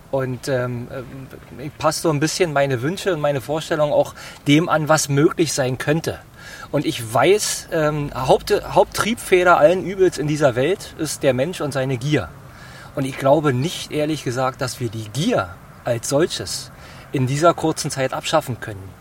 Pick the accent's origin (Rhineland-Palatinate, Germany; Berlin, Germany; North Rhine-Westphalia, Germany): Berlin, Germany; ich bin hier in Steglitz-Zehlendorf äh, geboren und aufgewachsen und lebe bis heute hier.